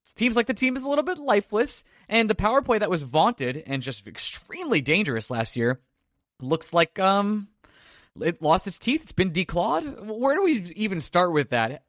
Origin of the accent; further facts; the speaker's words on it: Long Island, New York, United States; accent: Long Island; it's my accent from Long Island.